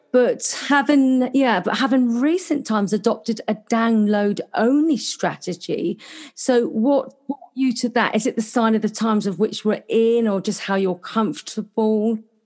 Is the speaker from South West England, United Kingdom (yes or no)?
yes; Cornwall, South West England, United Kingdom; now in Gold Coast, Australia; I'm actually Cornish, which is the other end of uh, England.